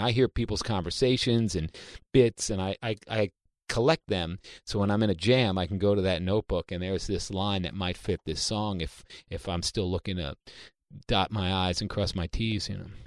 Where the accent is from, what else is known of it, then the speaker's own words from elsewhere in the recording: New York City, New York, United States; I'm from Queens, New York.